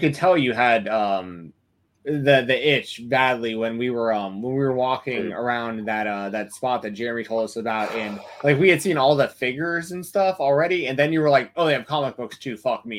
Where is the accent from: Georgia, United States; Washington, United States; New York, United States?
Georgia, United States; Marietta; I grew up in the same city, Marietta